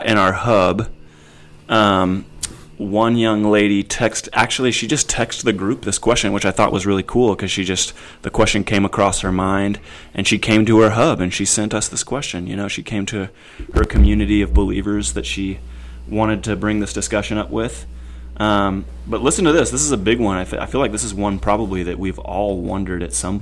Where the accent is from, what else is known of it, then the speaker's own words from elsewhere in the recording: Junction City, Kansas, United States; We grew up in Junction City, Kansas, those of you who know Travis and I, and Manhattan High School were our rivals